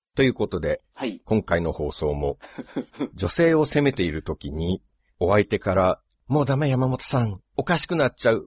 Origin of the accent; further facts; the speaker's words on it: Shizuoka, Japan; 静岡出身なんで。